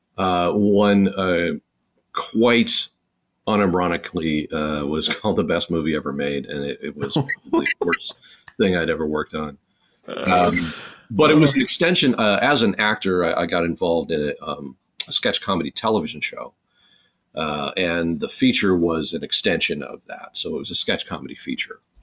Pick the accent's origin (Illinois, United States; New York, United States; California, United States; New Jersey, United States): Illinois, United States; Chicago; I was born in Chicago